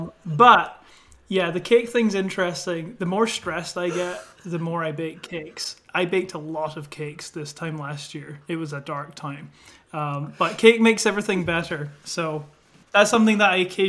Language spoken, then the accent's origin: English; Scotland, United Kingdom; moved away as an adult; now in United States; I am originally from Scotland, and I've been over in the US for, I think, about 4 years now